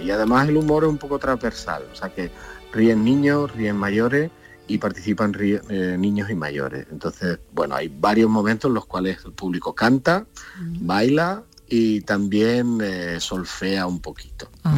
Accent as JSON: {"language": "Spanish", "town": "Linares", "region": "Andalusia", "country": "Spain", "moved": "yes", "lives_now": "Granada, Spain", "said": "yo vivo en Granada normalmente, resido en Granada, aunque soy de Linares"}